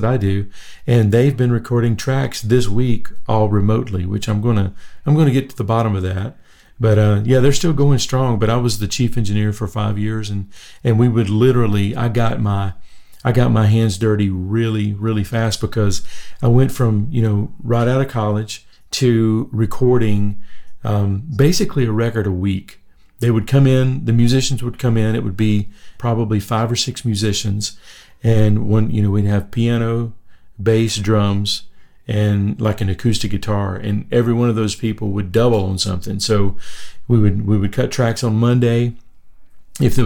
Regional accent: Anniston, Alabama, United States; moved away as an adult; also born or lived in Nashville, Tennessee; I was born in a little town called Anniston, Alabama. It's between Birmingham and Atlanta. I lived there until I was 18.

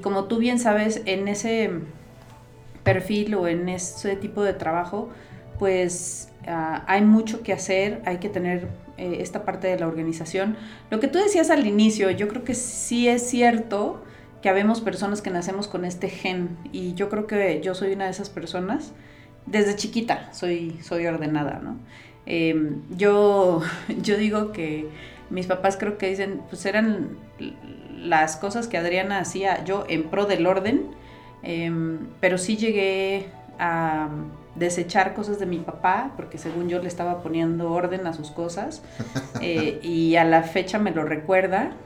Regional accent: Costa Rica; also born or lived in United States; now in Mexico; yo nací en Costa Rica, pero tengo más de 20, ya no voy a delatar mi edad, ¿no? Pero tengo más de 20 años en México

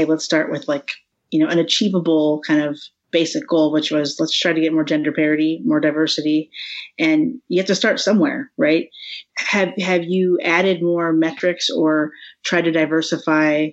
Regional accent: Midwest, United States; now in Chicago, United States; I'm in Chicago and I grew up in the Midwest

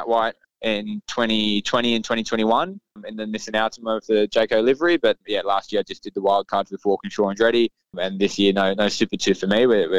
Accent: Sydney, New South Wales, Australia; Cam and I, obviously, he's from Canberra, I'm from Sydney, so he's a little bit older than me.

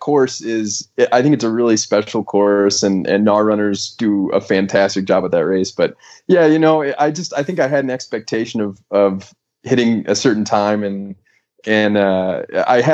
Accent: Grosse Pointe Park, Michigan, United States; now in Denver, United States; I'm from a town called Grosse Pointe Park, and it's southeast Michigan, kind of right outside Detroit

